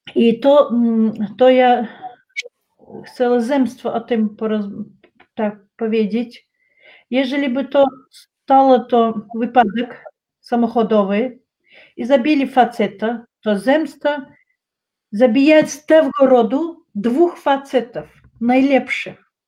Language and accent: Polish; Chechnya, Russia; Polish is a second language; moved away; u nas w Czeczeniu